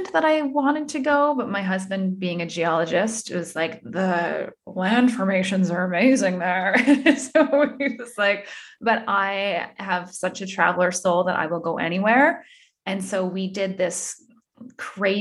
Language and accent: English; Thunder Bay, Ontario, Canada; also born or lived in Calgary; now in France; I'm from Thunder Bay